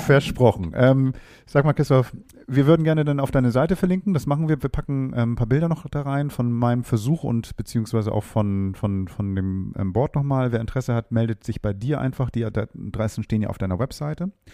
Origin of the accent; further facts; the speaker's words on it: Hamburg, Germany; ich jetzt als Hamburger